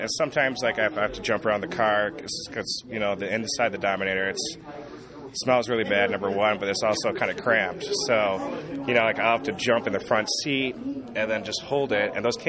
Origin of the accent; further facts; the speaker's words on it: Michigan, United States; We grew up together in Michigan